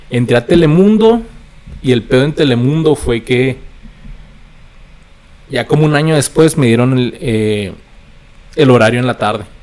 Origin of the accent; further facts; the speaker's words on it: United States; now in Juárez, Mexico; Porque pues soy allá de, soy gringo. Entonces trabajaba en El Paso y vivía aquí en Juárez.